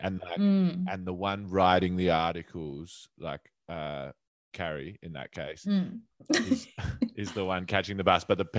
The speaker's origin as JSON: {"language": "English", "town": "Adelaide", "region": "South Australia", "country": "Australia", "tie": "born or raised there", "moved": "yes", "lives_now": "Melbourne, Australia", "said": "I grew up in Adelaide"}